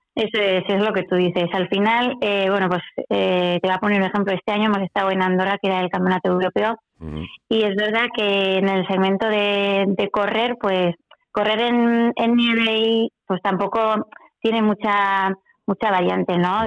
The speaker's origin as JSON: {"language": "Spanish", "town": "Pamplona", "region": "Navarre", "country": "Spain", "also_born_or_lived": "Ochagavía, Navarre", "said": "es de Pamplona, bueno, eso es la que estaba viviendo también en Ochagavía, en el Pirineo Navarro"}